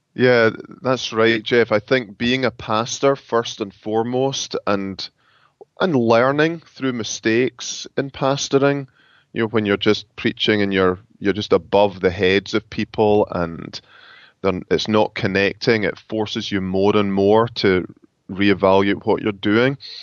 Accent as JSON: {"language": "English", "region": "Scotland", "country": "United Kingdom", "moved": "as an adult", "lives_now": "Grand Rapids, United States", "said": "I am from Scotland"}